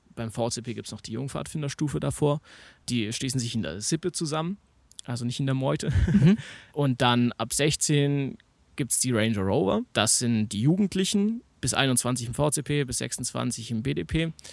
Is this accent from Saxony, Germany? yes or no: yes; Naunhof, Saxony, Germany; now in Chemnitz, Germany; Ich komme aus Naunhof ursprünglich, das ist bei Leipzig